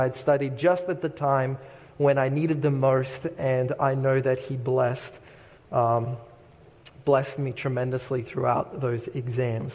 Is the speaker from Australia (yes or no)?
yes; Australia; moved away; the shoreline for me is very meaningful growing up in Australia